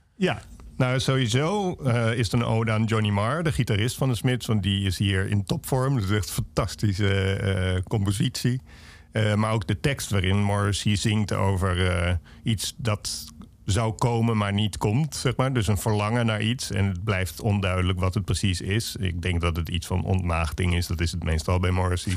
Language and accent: Dutch; Alphen aan den Rijn, South Holland, Netherlands; moved away as an adult; mij is Alve is de plek waar ik vandaan kom en dat verandert nooit